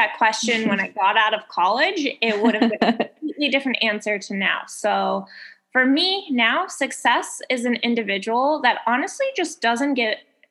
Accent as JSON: {"language": "English", "town": "Boulder", "region": "Colorado", "country": "United States", "tie": "born or raised there", "also_born_or_lived": "India / New York", "lives_now": "Chicago, United States", "said": "Born in India, and then I grew up in Colorado, Boulder, Colorado, and then went to school in DC, lived in New York for a little bit."}